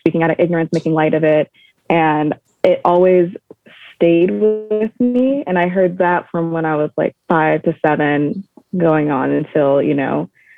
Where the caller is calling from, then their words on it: Sacramento, California, United States; I'm calling from Northern California in Sacramento.